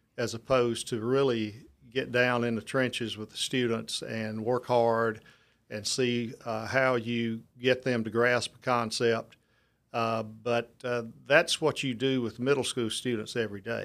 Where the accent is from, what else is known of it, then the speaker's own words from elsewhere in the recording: Lucedale, Mississippi, United States; moved away as an adult; now in Mobile, United States; I took a middle school job back in my hometown in, uh, Lucedale